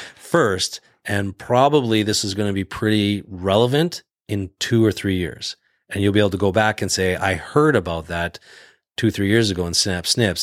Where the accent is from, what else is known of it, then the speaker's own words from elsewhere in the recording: Canada; moved away as an adult; now in United States; I grew up in the Canadian healthcare system